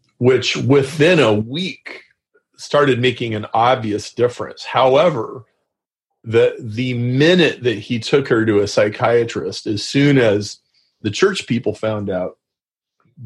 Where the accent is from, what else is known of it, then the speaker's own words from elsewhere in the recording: Lincoln, Nebraska, United States; grew up in Lincoln, Nebraska.